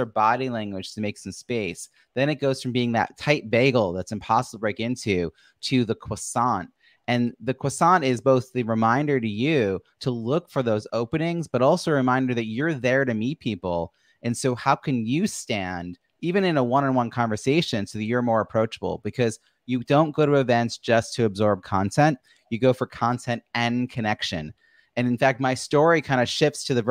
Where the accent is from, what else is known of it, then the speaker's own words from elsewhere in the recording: New York, United States; I'm from New York